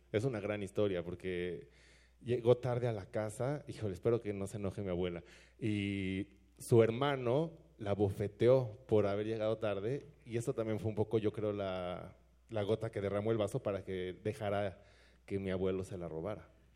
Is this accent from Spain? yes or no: no; Mexico; yo soy mexicano